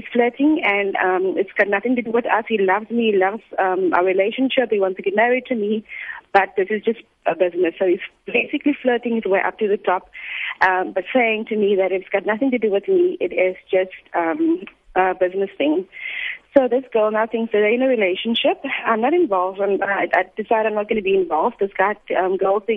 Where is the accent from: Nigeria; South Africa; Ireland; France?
South Africa; Cape Town, Western Cape; first language English; I am from Cape Town.